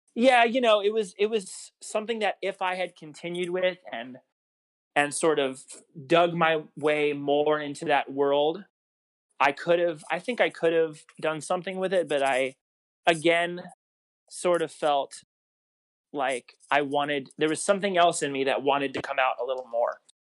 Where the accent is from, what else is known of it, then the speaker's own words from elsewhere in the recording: Long Island, New York, United States; moved away as an adult; also born or lived in Rockland County, New York; now in Los Angeles, United States; I grew up on Long Island, moved from there when I was like I don't even know, maybe I don't know, probably middle school ish, and I moved to uh, Rockland County, New York